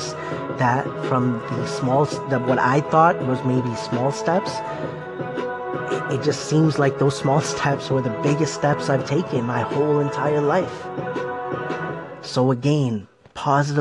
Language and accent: English; Toronto, Ontario, Canada; born or raised there